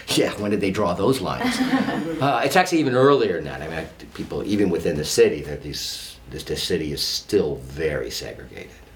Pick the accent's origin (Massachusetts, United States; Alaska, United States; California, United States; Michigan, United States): California, United States; San Francisco; moved away as an adult; also born or lived in New York; now in Baltimore, United States; I grew up in San Francisco